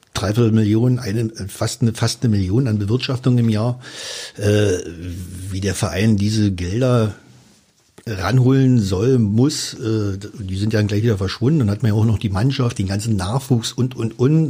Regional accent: Finsterwalde, Brandenburg, Germany; now in Cottbus, Germany; Cottbus ist meine Heimat geworden, nach meiner Heimatstadt oder Geburtsstadt Finsterwalde

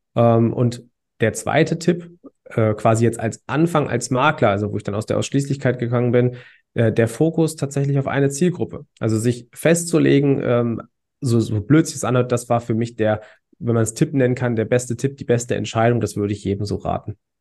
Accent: Hanover area, Lower Saxony, Germany; ich komme aus dem Raum Hannover

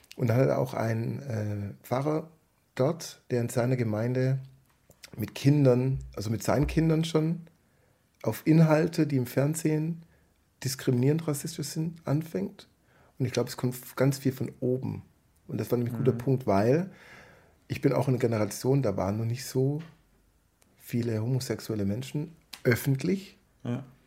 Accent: Southern Germany, Germany; bei uns im Süden

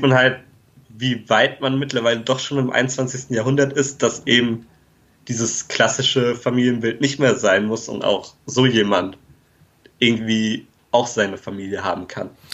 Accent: Germany; als Deutscher

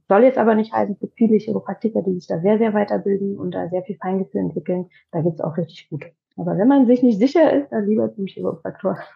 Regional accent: Leipzig, Saxony, Germany; now in Potsdam, Germany; Ich komme aus Leipzig

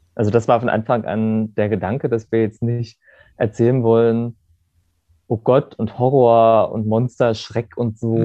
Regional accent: Germany; now in Berlin, Germany; in der Stadt, das also Gerode, wo ich herkomme

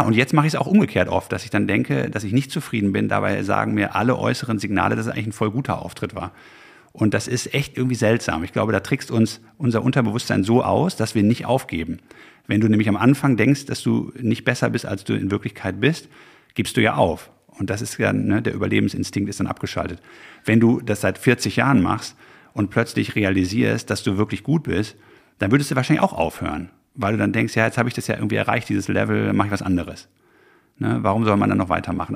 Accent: Haltern am See, North Rhine-Westphalia, Germany; ich komme aus Haltern am See westfälisch, ja, bodenständig

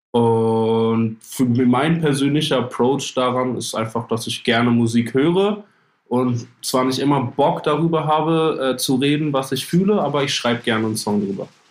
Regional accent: Germany; auch als Deutscher

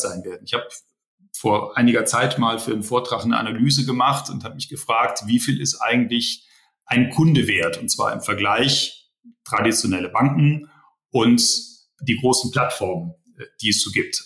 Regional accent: Rhineland, Germany; Ich bin ja eigentlich Rheinländer äh, gebürtig.

